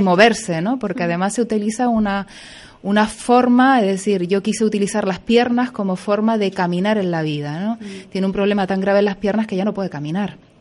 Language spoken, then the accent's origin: Spanish; Güímar, Canary Islands, Spain; soy de aquí